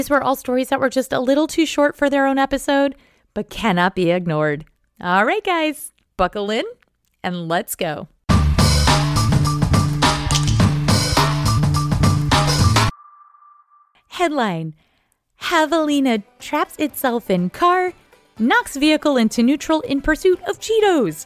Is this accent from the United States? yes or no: yes; Northeast, United States; I'm from the Northeast